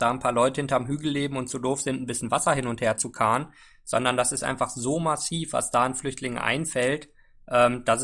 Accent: Rwanda; Also ich bin in Ruanda in Ostafrika groß geworden

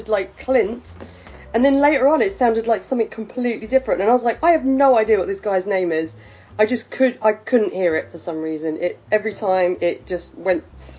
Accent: London, United Kingdom; I'm from London

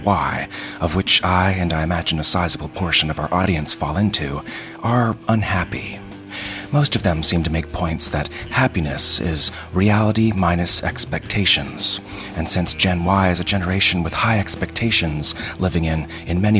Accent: Baltimore, Maryland, United States; I'm from Baltimore.

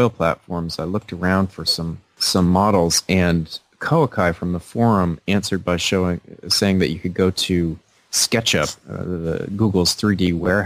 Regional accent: Bangor, Maine, United States; my hometown of Bangor

